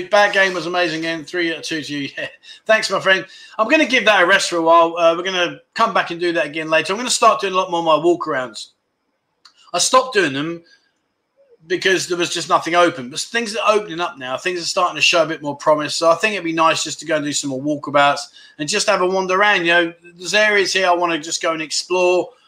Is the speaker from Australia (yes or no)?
yes; Melbourne, Victoria, Australia; I'm from Melbourne, the nanny steak.